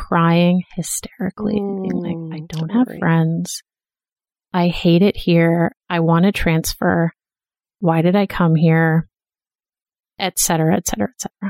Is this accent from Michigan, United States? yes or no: no; Boston, Massachusetts, United States; moved away as an adult; also born or lived in Philadelphia; I went to college in Philadelphia, and I'm from Boston